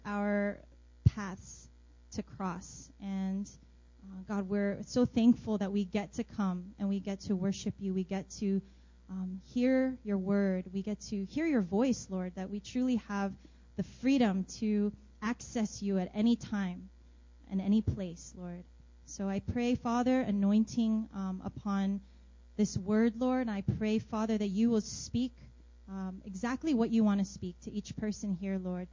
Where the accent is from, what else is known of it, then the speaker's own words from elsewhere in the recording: New Jersey, United States; moved away as an adult; also born or lived in Brooklyn, New York / North Carolina; now in Seoul, South Korea; And then I grew up in New Jersey